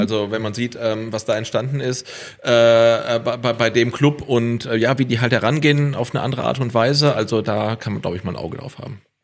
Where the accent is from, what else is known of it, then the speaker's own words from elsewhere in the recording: Stuttgart, Baden-Württemberg, Germany; als Stuttgarter